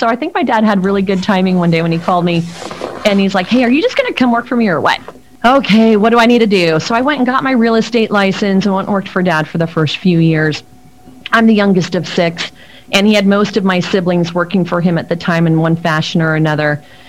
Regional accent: Mexico City, Mexico; born there; I was born in Mexico City, but it's not my first language.

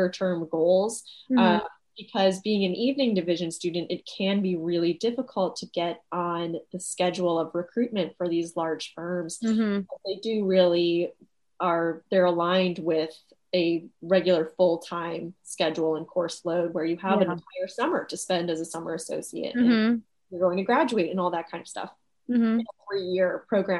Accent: Walpole, Massachusetts, United States; moved away as an adult; also born or lived in Paris, France; now in New York, United States; I grew up in a small town a little south of Boston. It's called Walpole

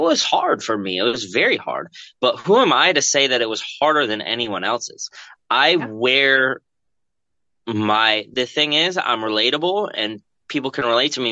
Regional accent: Milford, Connecticut, United States; I wrestled at Jonathan Law High School in Milford, Connecticut

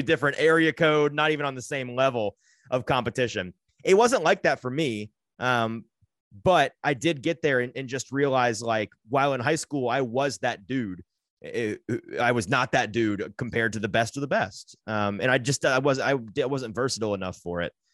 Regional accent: Brentwood, Tennessee, United States; also born or lived in Franklin, Tennessee / Nashville; grew up in the Brentwood area

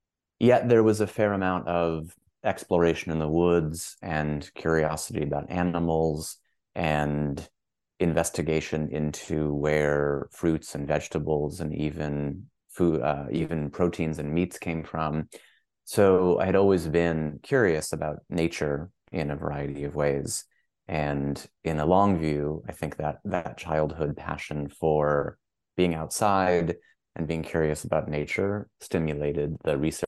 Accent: a suburb of Boston, Massachusetts, United States; moved away as an adult; also born or lived in Portland, Oregon / Cambridge, United Kingdom / Philadelphia / Los Angeles; I grew up in a suburb of Boston, Massachusetts

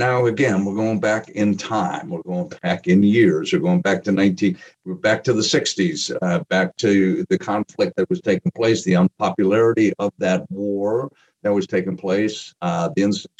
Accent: Appleton, Wisconsin, United States; growing up in the Midwest, growing up in a place called Appleton, Wisconsin, being a Green Bay Packer fan as a kid during the early part of the 60s

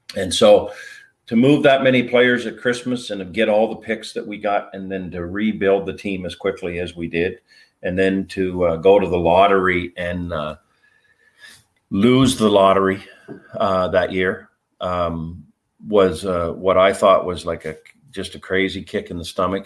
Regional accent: Fredericton, New Brunswick, Canada; as a young kid here in Fredericton, um, I was a rink rat

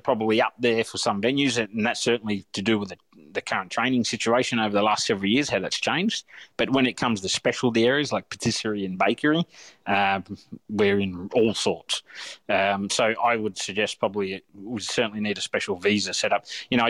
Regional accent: Australia; I'm an Aussie as they come. I'm fourth generation Australian. So, but I've travelled a little bit, so I see things in different perspectives.

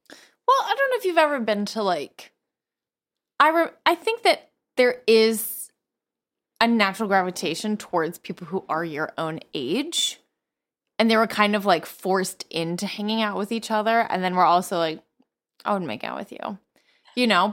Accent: near Crossgates mall, New York, United States; the mall in, close to my hometown

